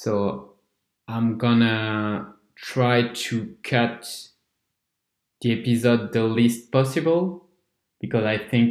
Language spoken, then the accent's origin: English; France; English is a second language; I'm neither from England nor an English-speaking country. So I'm from France